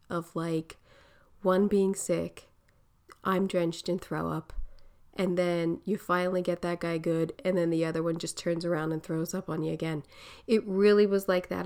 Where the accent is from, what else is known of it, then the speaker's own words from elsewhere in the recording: Philadelphia, Pennsylvania, United States; accent: Philly; my Philly accent